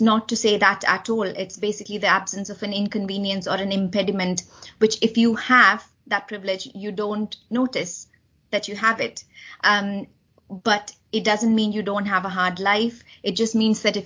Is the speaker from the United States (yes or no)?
no; India; moved away as an adult; now in United Kingdom; growing up in India